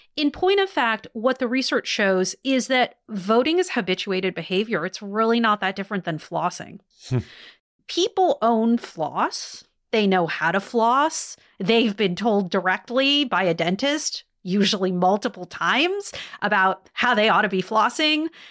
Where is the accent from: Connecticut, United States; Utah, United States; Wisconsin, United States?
Wisconsin, United States; in Wisconsin, which is my home state